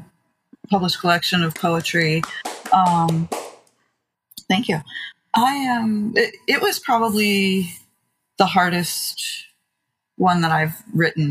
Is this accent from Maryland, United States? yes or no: yes; Maryland, United States; I grew up in, yeah, rural and now it's a bit more suburban, but Maryland, about 40 minutes or so from Baltimore City